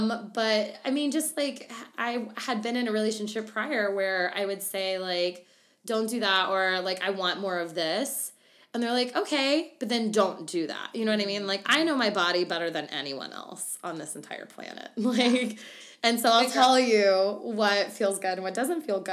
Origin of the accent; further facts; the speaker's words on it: Arkansas, United States; also born or lived in Louisiana; just being raised in the South, I'm originally from Louisiana, then grew up in Arkansas.